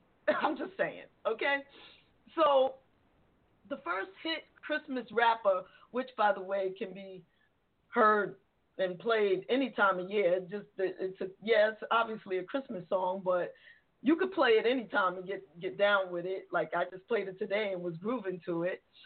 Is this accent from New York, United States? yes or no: yes; New York City, New York, United States; I'm from the Bronx. I'm from the Boogie Down